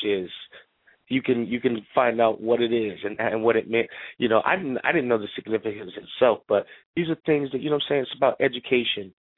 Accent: North Carolina, United States; also born or lived in Connecticut; now in New York, United States; I'm from North Carolina originally. I went to school in Connecticut. Um, work in New York, Connecticut. I live in New York

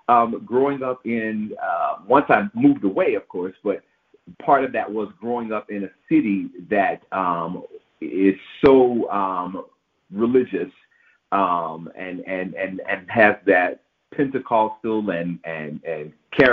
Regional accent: Memphis, Tennessee, United States; Growing up in Memphis and surrounded by the religiosity of the city did have a bearing on the upbringing that I indeed received.

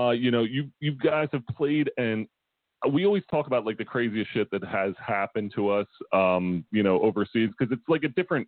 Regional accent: United States; I'm American

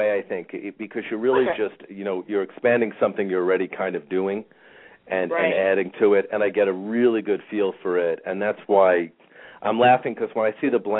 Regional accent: New York, United States; I'm in a New Yorker.

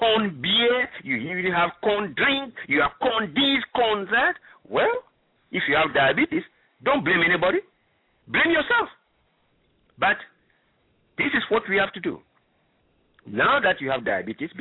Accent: Ghana; moved away; I'm originally from Ghana

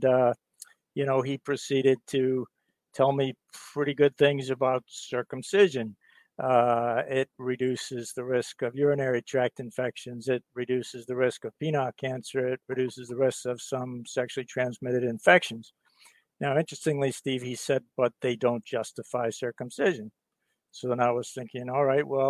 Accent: England, United Kingdom; also born or lived in Virginia, United States; now in Boston, United States; So I was born in England, and I'm a UK US citizen.

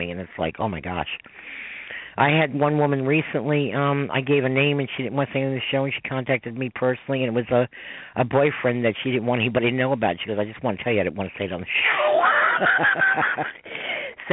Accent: New York, United States; I'm a New Yorker

